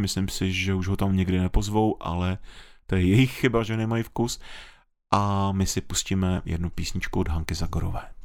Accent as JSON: {"language": "Czech", "country": "Czechia", "said": "jsme Češi"}